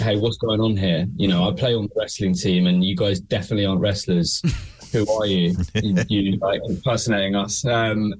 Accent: Brighton, South East England, United Kingdom; moved away as an adult; also born or lived in Manchester; now in London, United Kingdom; We're actually originally from Brighton

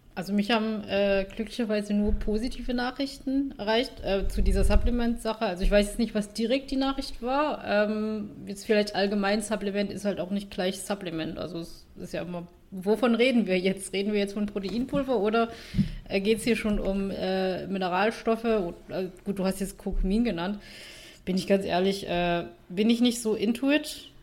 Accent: Vietnam; now in Germany; ich bin ja Vietnamesin, äh, meine Familie wohnt in Vietnam

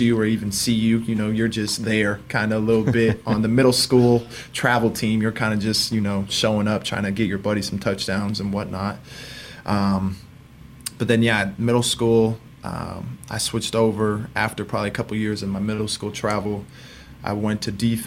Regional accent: Indiana, United States; We're from Indiana

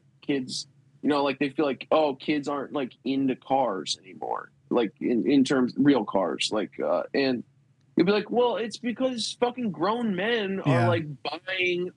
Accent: Midwest, United States; I'm from the Midwest

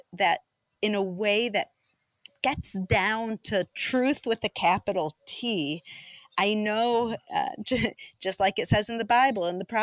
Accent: Chicago, Illinois, United States; moved away as an adult; now in Israel; I grew up in a, you know, Jewish community in Chicago

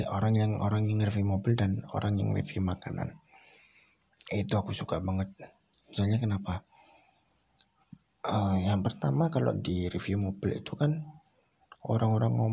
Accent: Surabaya, East Java, Indonesia; Kalau orang Jawa kan memang aku asli Jawa, Jawa Timur. Wong Surabaya.

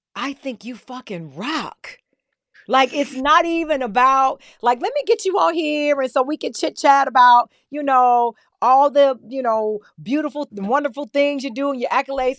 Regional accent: Ottawa, Tennessee, United States; I'm a country girl. I come from Ottawa, Tennessee, right outside of Chattanooga, right outside of Nashville, raised on a farm

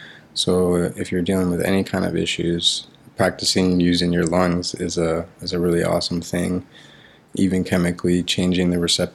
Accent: Miami, Florida, United States; I grew up in Miami, Florida

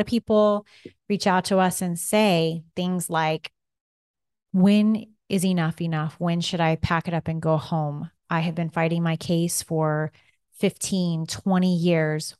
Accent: Kansas, United States; accent: Kansas; My Kansas accent comes through.

